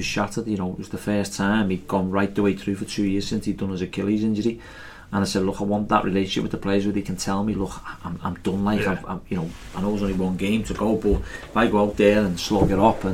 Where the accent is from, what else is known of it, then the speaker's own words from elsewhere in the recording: Liverpool, North West England, United Kingdom; accent: Scouse; I'm from Liverpool